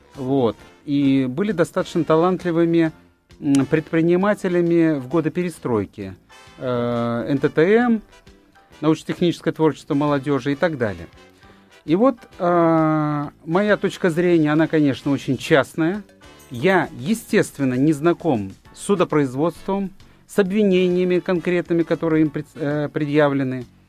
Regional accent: Fergana, Fergana Region, Uzbekistan; moved away; в моем родном городе Фергане

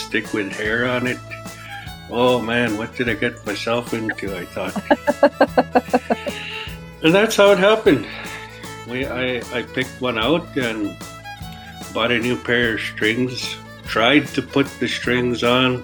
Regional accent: Île-à-la-Crosse, Saskatchewan, Canada; being a younger person growing up in Isle of Cross

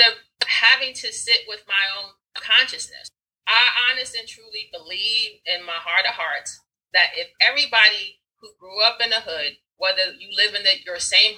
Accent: New York, United States; also born or lived in Rockridge, Oakland, California / East Oakland, California; now in Oakland, United States; I'm from New York originally, right? When I moved out here, we were living in Rockridge

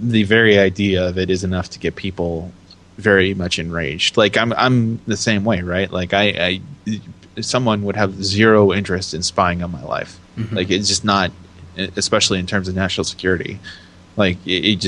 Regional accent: United States

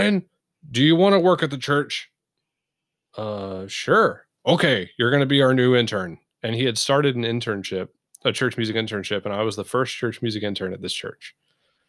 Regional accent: South Georgia, United States; moved away; I grew up in South Georgia

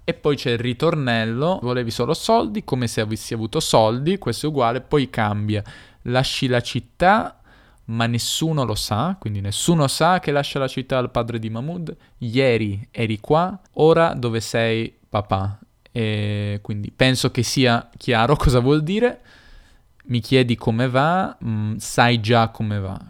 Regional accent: Turin, Piedmont, Italy; accent: Piedmontese, Turinese; il mio accento è piemontese, torinese.

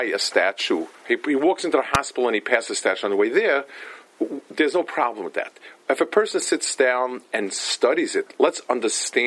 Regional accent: New York City, New York, United States; moved away; I grew up in Lower East Side, and my mother used to live there

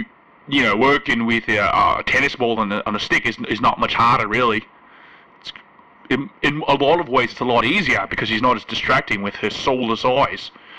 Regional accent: Melbourne, Victoria, Australia; growing up in Melbourne, Australia, you know, in the 80s … was a teacher.

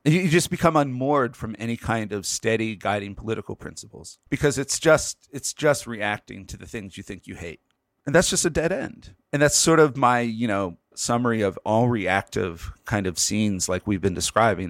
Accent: Pennsylvania, United States; Pennsylvania, my home state.

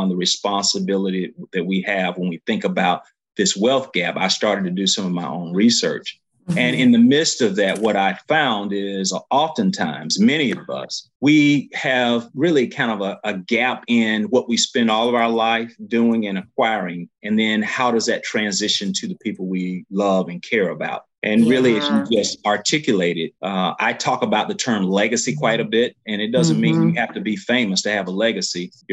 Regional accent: Eufaula, Alabama, United States; I came from Eufaula, Alabama

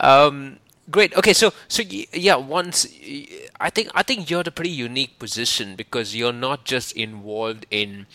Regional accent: India; moved away as an adult; I'm from India, so failing is something that's looked at in a very different manner

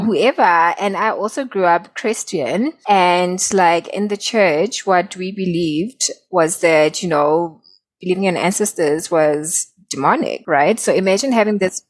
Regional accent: South Africa; I'm from South Africa

